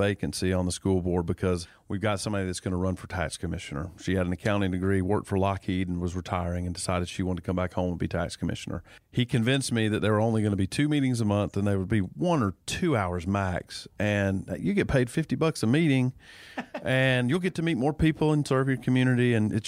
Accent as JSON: {"language": "English", "town": "Dawsonville", "region": "Georgia", "country": "United States", "tie": "born or raised there", "said": "You know, I was blessed to be born and raised in Dawsonville, Georgia. I grew up on what I like to call the street of Dawsonville. You know, Dawsonville's a small town."}